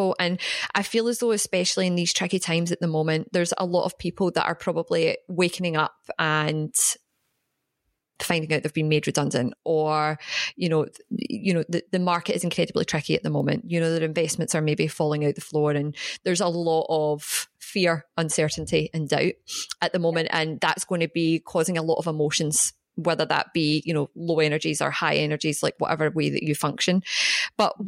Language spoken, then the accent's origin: English; Glasgow, Scotland, United Kingdom; now in Australia; I'm from Glasgow.